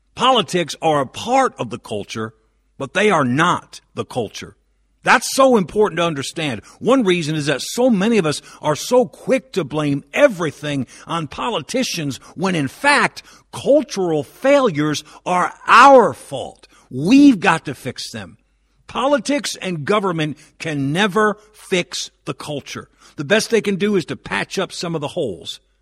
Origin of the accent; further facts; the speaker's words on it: Northeast, United States; as a lifelong Northeasterner